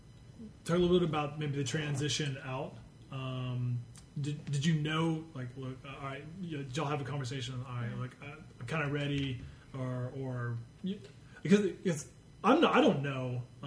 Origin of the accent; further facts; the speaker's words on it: Iowa, United States; also born or lived in North Carolina; now in Texas, United States; My family is from Iowa. I'm, you know, originally from Iowa. Spent time growing up in North Carolina.